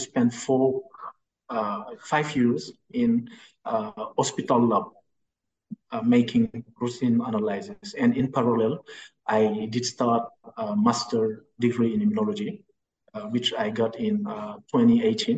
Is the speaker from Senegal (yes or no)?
yes; Dakar, Senegal; I'm from Senegal, Dakar, that is the capital of Senegal, and I spent my whole, I grew up here